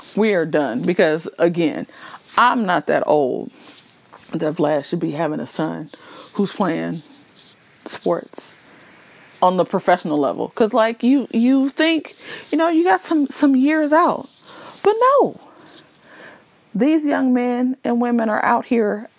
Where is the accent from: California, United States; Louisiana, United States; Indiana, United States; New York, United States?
California, United States; Oakland; I'm really from Oakland